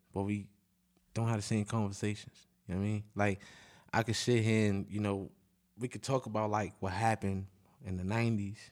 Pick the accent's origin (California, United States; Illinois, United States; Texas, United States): Illinois, United States; Chicago; I'm from Inglewood. I'm from, like, sixty-third Street